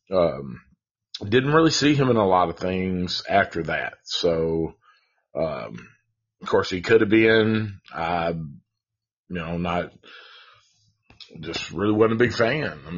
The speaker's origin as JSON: {"language": "English", "country": "Ireland", "said": "uh, not just because I'm Irish, but I love the movie."}